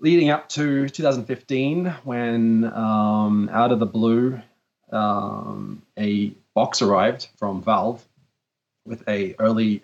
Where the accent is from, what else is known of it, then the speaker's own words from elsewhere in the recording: Australia; I'm from Australia